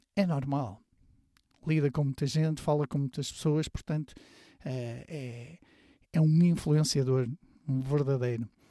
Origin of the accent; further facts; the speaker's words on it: Porto, Norte, Portugal; moved away as an adult; ao fim de semana voltava para a minha terra, que é a cidade do Porto